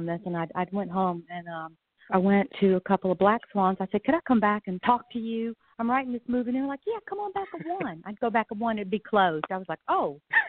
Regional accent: the South, United States; moved away; also born or lived in New York City; I do remember growing up in the South

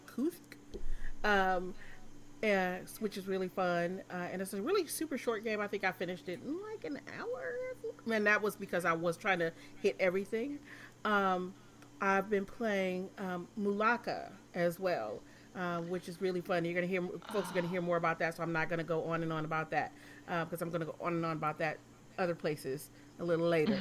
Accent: Michigan, United States; I'm from Michigan

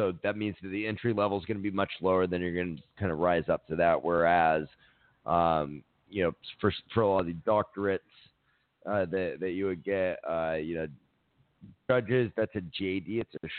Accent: Miami, Florida, United States; I grew up in Miami

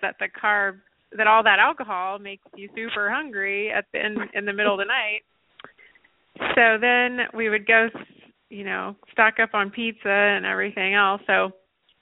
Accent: Nashville, Tennessee, United States; I grew up in Nashville

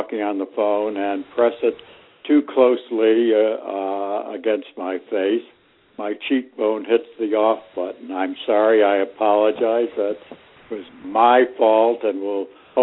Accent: Ithaca, New York, United States; now in Washington, DC, United States; I grew up in Ithaca, New York

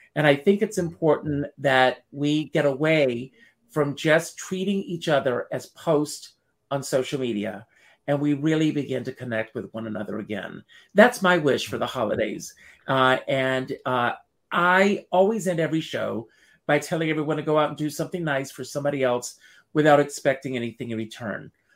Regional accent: Myrtle Beach, South Carolina, United States; i grew up in uh, south carolina

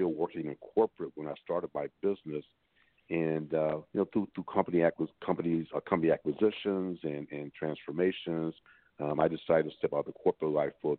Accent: Detroit, Michigan, United States; I am from Detroit. I'm a Detroit native, was born and raised here in the city of Detroit

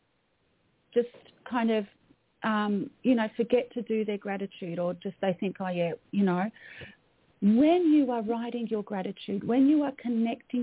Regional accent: Melbourne, Victoria, Australia; So I'm an Australian. I was born in Melbourne, Australia. You can probably tell by my accent.

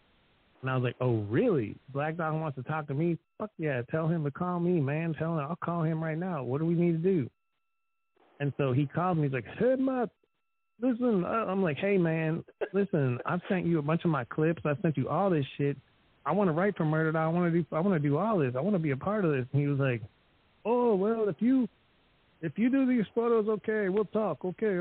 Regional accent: Erie, Pennsylvania, United States; moved away; also born or lived in Chicago; originally I'm from Erie, Pennsylvania, which is not a rich city. It's not an amazing city. It's also on Lake Erie, just like Gary, Indiana is on Lake Michigan. But it's not exactly, it's just industrial Rust Belt type city

